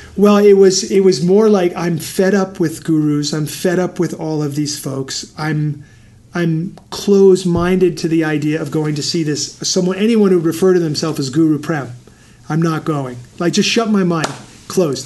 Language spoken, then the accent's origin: English; New York City, New York, United States; moved away; I grew up in New York City